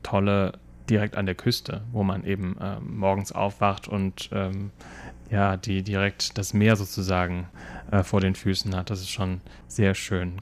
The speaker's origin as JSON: {"language": "German", "country": "Germany", "moved": "yes", "lives_now": "Taiwan", "said": "bei uns in Deutschland"}